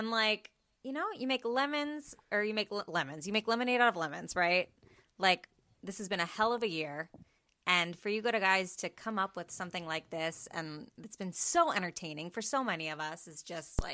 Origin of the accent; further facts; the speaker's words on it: Pittsburgh, Pennsylvania, United States; I'm from the Pittsburgh area